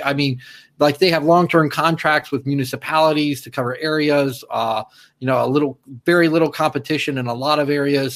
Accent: Fort Lauderdale, Florida, United States; my hometown, Fort Lauderdale

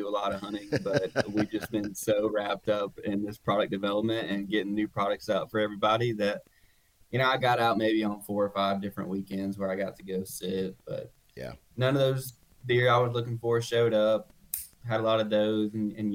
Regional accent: Huntsville, Alabama, United States; moved away as an adult; now in Chelsea, United States; I'm actually from Huntsville, a little bit more up north too

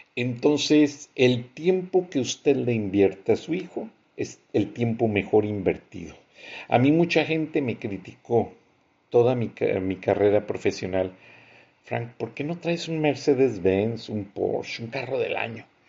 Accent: Mexico; nosotros como mexicanos

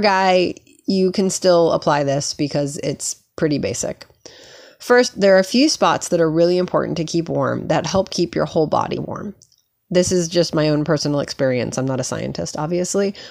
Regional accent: New York, United States; I grew up in New York.

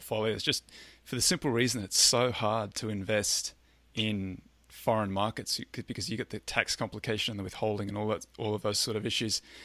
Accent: Australia; I was born in Australia, raised in Australia.

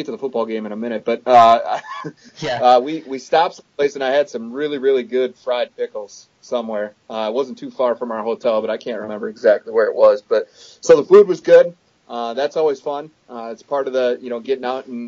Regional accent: Western Wisconsin, United States; now in South Dakota, United States; I grew up in Big Ten country. I'm a Western Wisconsin native

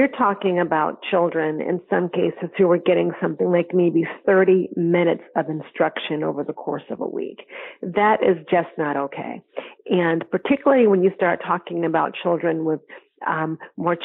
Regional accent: Connecticut, United States; in the state of Connecticut, which is my hometown

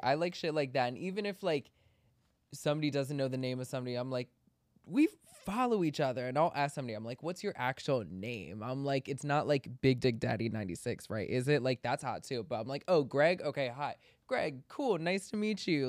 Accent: Maryland, United States; we grew up in Maryland together

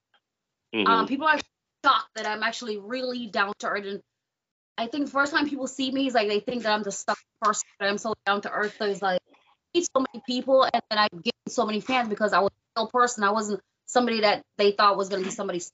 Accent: New York, United States; I'm originally from New York, working in clubs in Brooklyn

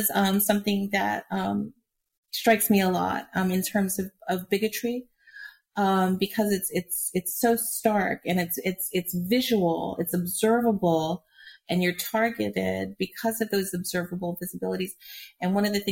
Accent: Hawaii, United States; moved away; I grew up in Hawaii

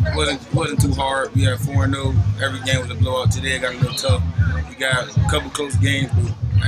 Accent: Miami, Florida, United States; I'm from Miami.

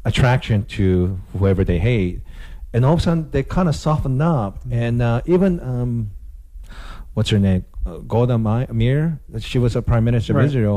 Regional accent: Japan; I'm ethnically Korean, but growing up in Japan

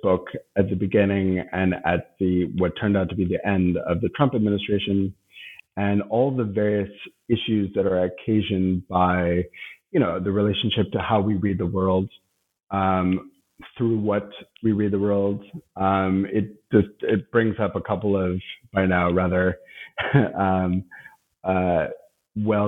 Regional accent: United States; now in Berlin, Germany; as an American living in Berlin

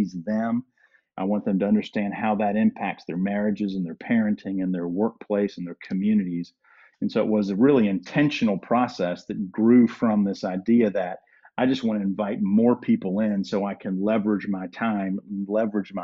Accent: Durham, North Carolina, United States; moved away as an adult; now in Georgia, United States; when I grew up in Durham

